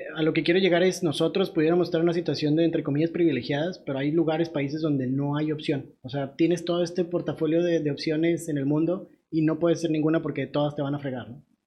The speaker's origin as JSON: {"language": "Spanish", "country": "Mexico", "said": "nosotros en México"}